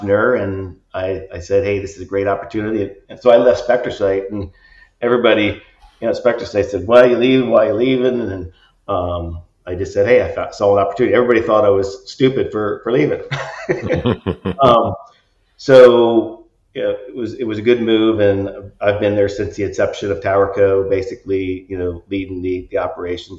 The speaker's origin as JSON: {"language": "English", "region": "Northeast Ohio", "country": "United States", "tie": "born or raised there", "said": "grew up in Northeast Ohio."}